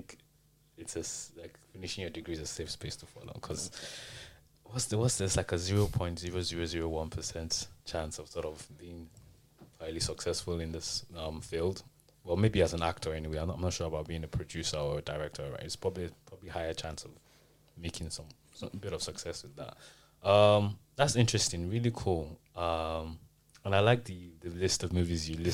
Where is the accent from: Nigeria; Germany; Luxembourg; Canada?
Nigeria; moved away as an adult; now in United Kingdom; I'm also Nigerian. My journey is from Nigeria. I came into the UK to study, and now I live and work here.